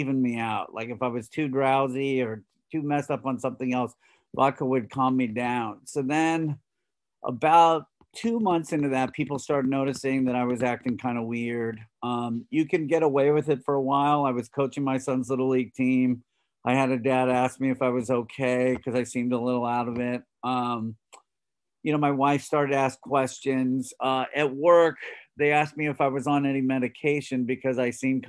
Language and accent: English; Los Angeles, California, United States; I grew up in Los Angeles